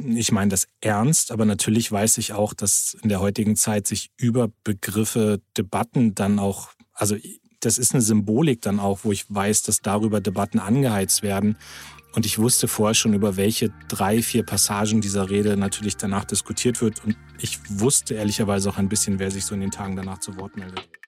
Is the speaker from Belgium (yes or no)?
no; Lower Saxony, Germany; als Niedersachse